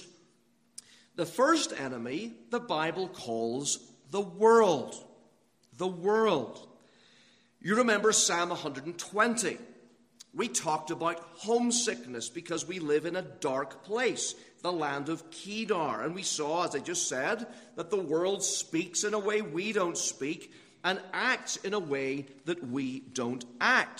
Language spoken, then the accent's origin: English; Northern Ireland, United Kingdom; moved away; when I was growing up in Northern Ireland, we had lots of castles over there